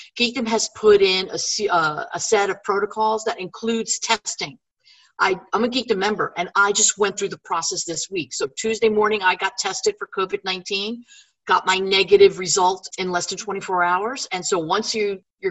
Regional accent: Northeast, United States; moved away as an adult; now in San Antonio, United States; I grew up in the Northeast, so my snow quota is filled

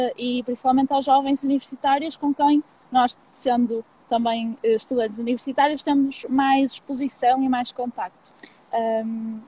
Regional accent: Porto, Norte, Portugal; sou aqui do Porto

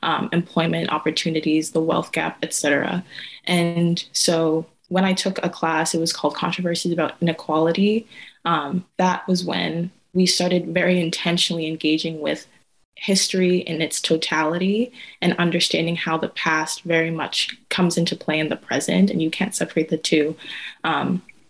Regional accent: New Hampshire, United States; moved away as an adult; I grew up in New Hampshire.

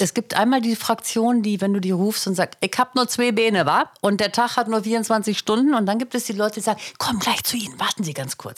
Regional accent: Hanover, Lower Saxony, Germany; also born or lived in Mecklenburg; Ich war ja in Hannover

